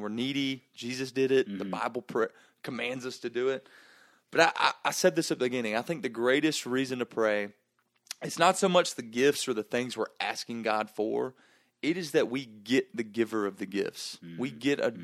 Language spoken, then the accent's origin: English; Gainesville, Georgia, United States; I grew up in Gainesville, Georgia